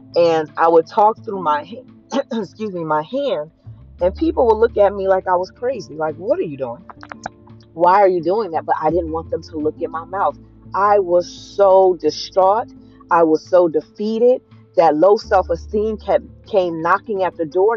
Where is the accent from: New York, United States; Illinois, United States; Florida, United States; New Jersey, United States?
New Jersey, United States; I was a dark skinned girl growing up in New Jersey